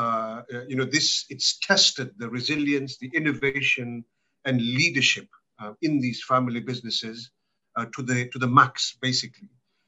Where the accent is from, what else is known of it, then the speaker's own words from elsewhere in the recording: Malawi; born there; From my personal background, I was born in Malawi, so this is my African part of my connection to Africa